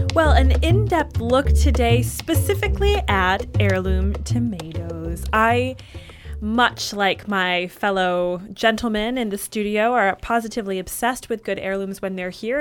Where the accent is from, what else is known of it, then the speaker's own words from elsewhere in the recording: Michigan, United States; I grew up in Michigan